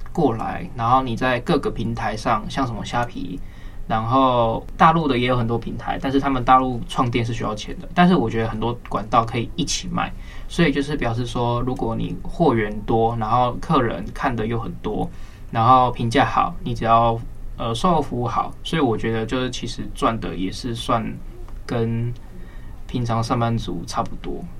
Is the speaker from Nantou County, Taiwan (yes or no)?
no; Kaohsiung, Taiwan; 我是高雄人